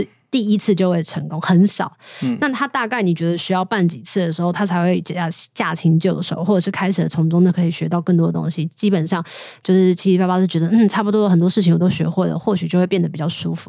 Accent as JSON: {"language": "Chinese", "country": "Taiwan", "said": "我是台湾人，"}